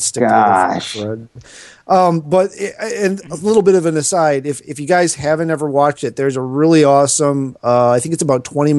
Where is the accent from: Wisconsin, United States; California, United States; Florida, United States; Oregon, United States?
Wisconsin, United States; I'm from Wisconsin.